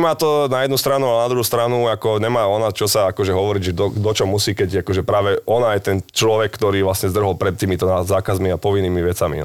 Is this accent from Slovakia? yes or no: yes; Bratislava, Bratislava Region, Slovakia; my sme z Petržalky